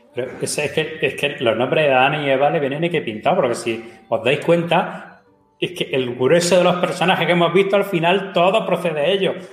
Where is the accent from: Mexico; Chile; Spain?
Spain; Region of Murcia; a partir de ahora ya no soy murciano